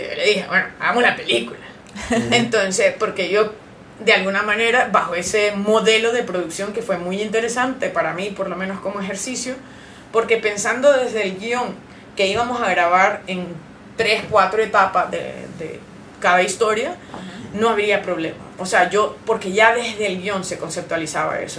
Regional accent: Honduras; nosotros como hondureños sí tenemos ese background

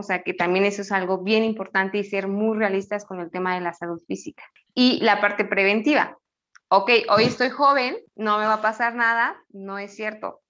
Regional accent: Mexico; yo soy mexicana

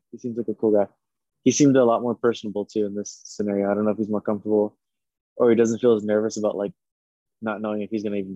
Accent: Los Angeles, California, United States; I grew up in East

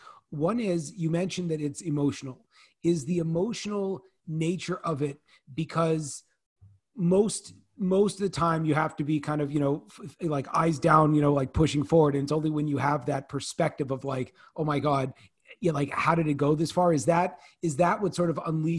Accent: Northern California, United States; I grew up in Northern California

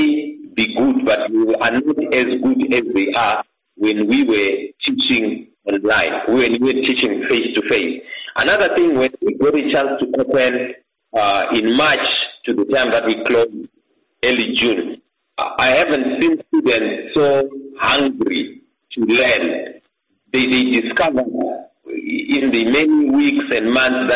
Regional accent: Mwenezi district, Masvingo, Zimbabwe; moved away as an adult; now in Bulawayo, Zimbabwe; I was born in Mweneze district of Mashingo in 1976, and I was educated in my primary school and my secondary school in that district

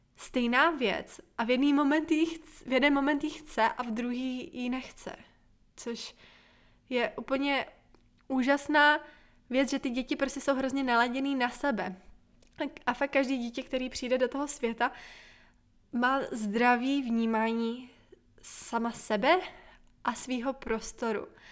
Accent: Bohemia, Czechia; hlavně u nás v Čechách je to ještě tradice

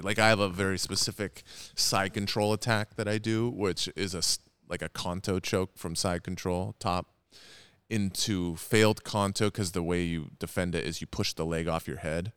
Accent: Edmonds, Washington, United States; I grew up in Edmonds

